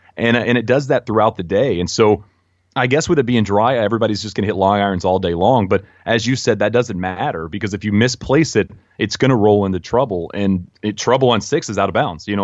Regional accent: United States; as an American

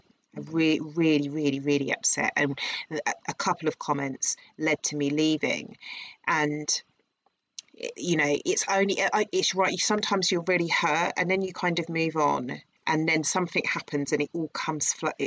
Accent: Herne Bay, South East England, United Kingdom; "Where are you from?" And I went, "Like Herne Bay,"

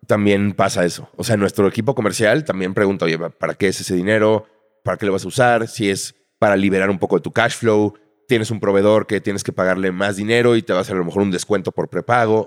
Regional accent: Mexico City, Mexico; nací en la Ciudad de México en 1980

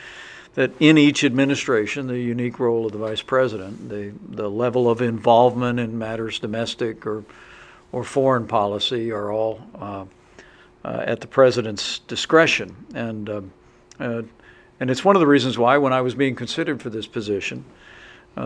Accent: southern Indiana, United States; I'm a small town guy from southern Indiana. My dream when I was growing up was to be the congressman from my hometown

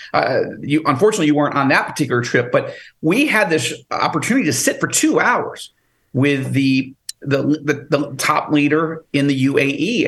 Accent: New York, United States; moved away as an adult; now in Israel; I'm a New Yorker

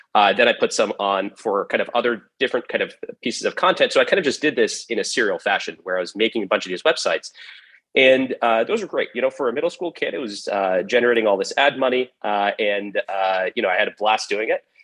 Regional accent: San Jose, California, United States; also born or lived in Cupertino, California; I grew up in uh, the Bay Area, uh, specifically right around San Jose, California, and uh, Cupertino, California

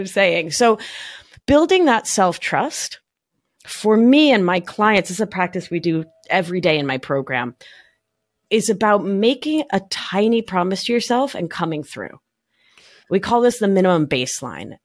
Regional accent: Buenos Aires, Argentina; now in New York, United States; I'm a New Yorker from Buenos Aires

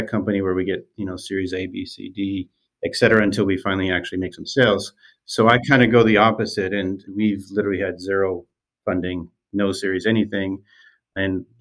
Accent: rural Eastern Ontario, Canada; I grew up in Eastern Ontario, rural Eastern Ontario, where I still currently live

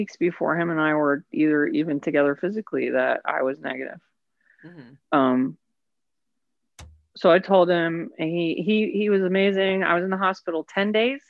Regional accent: Indiana, United States; moved away; also born or lived in West Virginia / Cicero, Indiana / Atlanta; Tiny, tiny Indiana town. I grew up in Indiana.

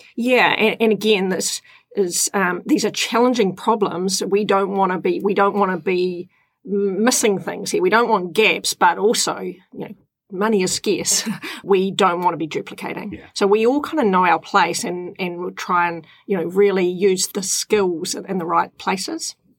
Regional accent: Tapora, Auckland, New Zealand; I grew up in Tapora on the Kaipara Harbour

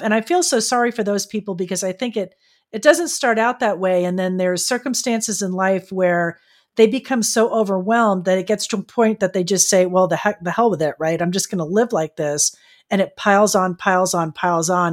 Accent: Florida, United States; now in San Diego, United States; I grew up in Florida and then I came out here to California

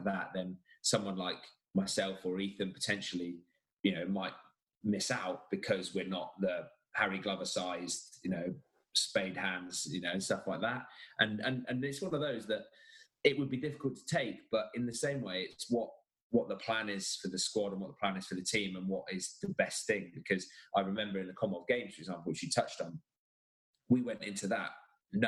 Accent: England, United Kingdom; I'm English

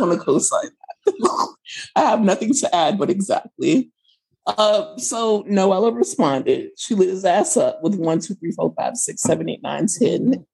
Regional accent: United States; as an American person

